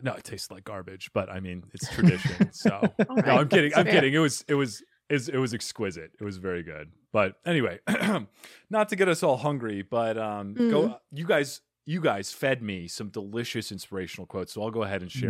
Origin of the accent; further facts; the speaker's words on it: Arizona, United States; I'm from Arizona, where we don't have any good food whatsoever.